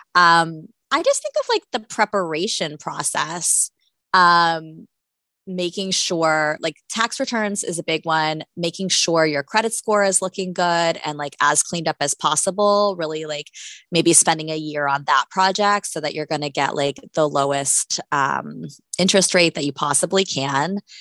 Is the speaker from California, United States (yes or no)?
no; Florida, United States; I'm from Florida